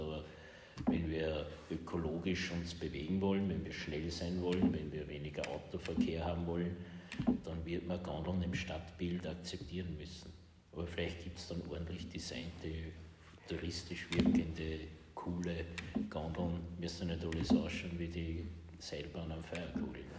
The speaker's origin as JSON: {"language": "German", "town": "Linz", "region": "Upper Austria", "country": "Austria", "said": "auch als Linzer"}